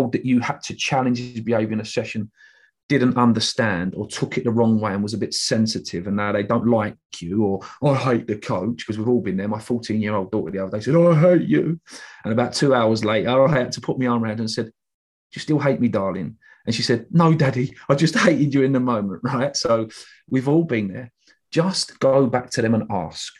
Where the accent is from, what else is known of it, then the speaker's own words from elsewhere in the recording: England, United Kingdom; us as English people